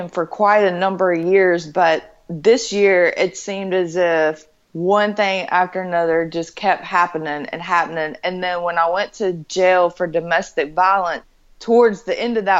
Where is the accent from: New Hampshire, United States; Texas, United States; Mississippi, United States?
Mississippi, United States; Hattiesburg; moved away as an adult; now in Florida, United States; I'm originally from Hattiesburg, Mississippi.